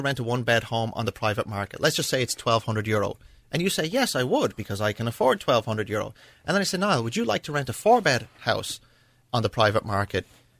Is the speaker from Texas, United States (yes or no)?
no; Lawndale, California, United States; now in Ireland; I was born in Los Angeles. And we lived in a small bungalow in an area that was on the edge of Redondo Beach in Lawndale